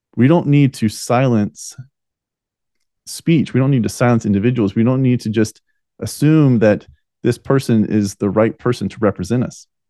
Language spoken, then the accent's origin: English; United States; we the American people